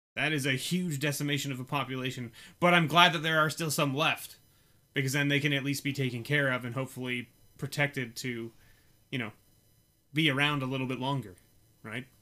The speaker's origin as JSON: {"language": "English", "country": "Canada", "said": "we are Canadian"}